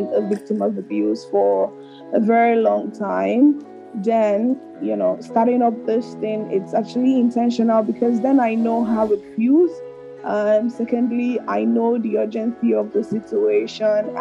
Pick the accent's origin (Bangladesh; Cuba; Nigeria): Nigeria; Lagos; moved away; I grew up in Makoko